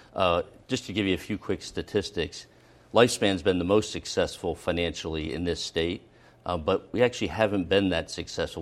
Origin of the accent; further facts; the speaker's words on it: Philadelphia, Pennsylvania, United States; moved away as an adult; also born or lived in Boston; now in Rhode Island, United States; I'm born and raised in Philadelphia, in West Philadelphia